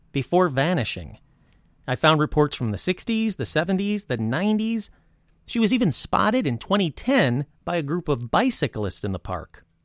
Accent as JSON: {"language": "English", "region": "Michigan", "country": "United States", "tie": "born or raised there", "moved": "yes", "lives_now": "California, United States", "said": "I grew up in Michigan"}